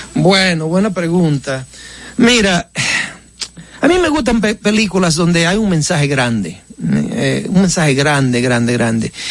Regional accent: Baitoa, Santiago, Dominican Republic; moved away; also born or lived in United States; yo estaba en vacaciones en mi pueblo de, de Baitoa

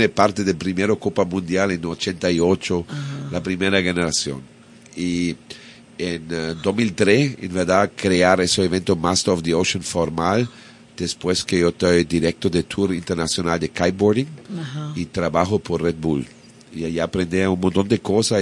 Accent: Bavaria, Germany; Spanish is a second language; moved away as an adult; now in Cabarete, Dominican Republic; Y creciendo en Bavaria, para en la edad con 20 años me, me plátano por aquí

